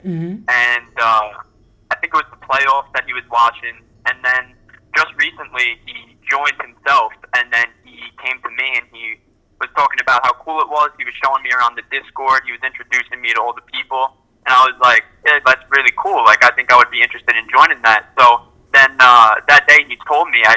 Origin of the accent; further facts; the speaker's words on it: New York, United States; I'm from New York